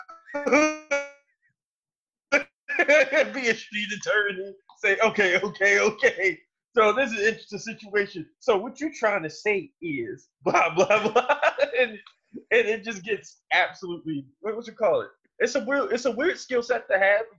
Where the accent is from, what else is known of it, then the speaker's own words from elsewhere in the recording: Baltimore, Maryland, United States; now in Austin, United States; I grew up in Baltimore, Maryland